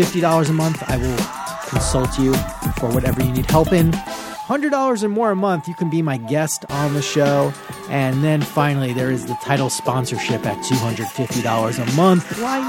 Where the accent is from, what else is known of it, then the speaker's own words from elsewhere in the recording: Long Island, New York, United States; Neither. And I'm from Long Island, so that's, we're lucky people.